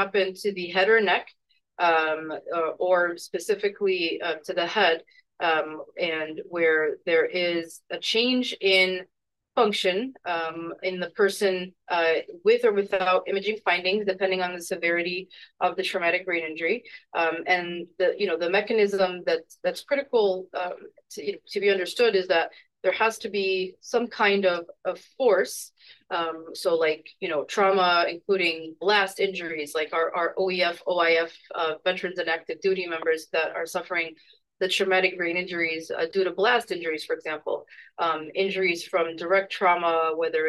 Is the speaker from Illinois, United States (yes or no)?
yes; Chicago, Illinois, United States; moved away as an adult; now in Seattle, United States; I'm also a Chicagoan, born and raised, and recently moved to Seattle, Washington.